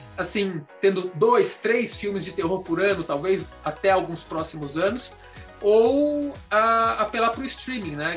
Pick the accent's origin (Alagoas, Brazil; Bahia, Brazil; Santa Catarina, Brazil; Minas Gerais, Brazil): Santa Catarina, Brazil; Florianópolis; moved away as an adult; also born or lived in Brasília; now in São Paulo, Brazil; eu sou de Florianópolis, a gente morava em Florianópolis